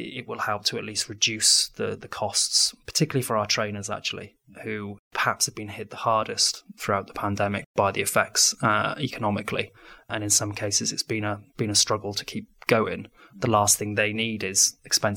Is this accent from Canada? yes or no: no; Wales, United Kingdom; being a Welshman